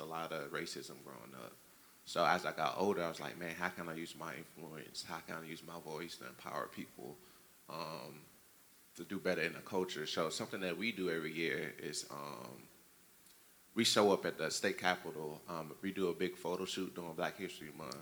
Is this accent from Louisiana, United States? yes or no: yes; Louisiana, United States; I grew up in the South. I grew up in Louisiana